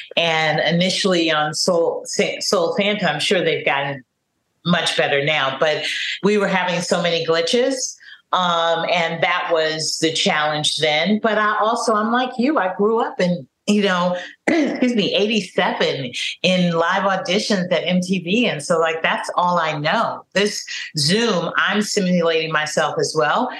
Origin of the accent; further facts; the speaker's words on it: California, United States; also born or lived in Harlem, New York; now in New York, United States; they knew I was from California